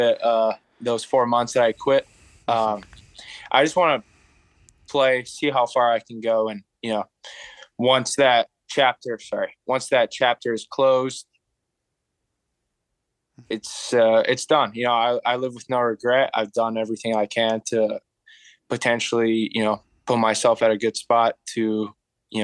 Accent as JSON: {"language": "English", "region": "Abu Dhabi", "country": "United Arab Emirates", "tie": "born or raised there", "said": "I grew up in Abu Dhabi"}